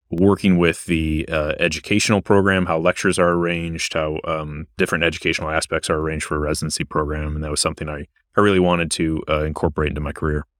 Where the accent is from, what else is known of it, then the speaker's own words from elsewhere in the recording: Michigan, United States; moved away as an adult; also born or lived in South Carolina / Ohio / Louisiana / Washington, D.C.; now in Virginia, United States; I'm originally from Michigan